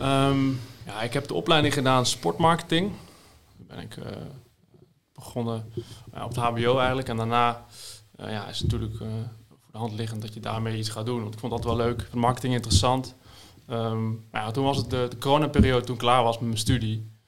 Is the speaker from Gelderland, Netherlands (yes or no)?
yes; Zevenaar, Gelderland, Netherlands; uit Zevenaar dan, waar ik vandaan kom